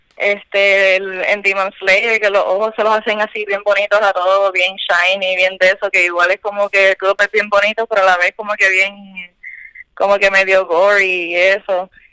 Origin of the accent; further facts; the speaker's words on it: Cataño, Puerto Rico; soy de Cataño.